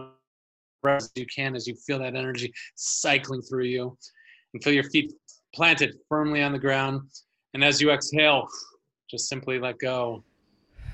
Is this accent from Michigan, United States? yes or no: no; a suburban town outside of Minneapolis, Minnesota, United States; a boy growing up in Minnesota in a family of 8 kids, you know, in this little suburban town outside of Minneapolis